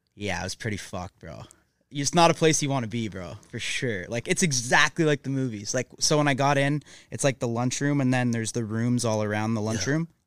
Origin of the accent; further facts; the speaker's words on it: Mississauga, Ontario, Canada; moved away as an adult; now in Los Angeles, United States; I'm from Mississauga, which is like 20 minutes outside Toronto. Um, that's where I grew up.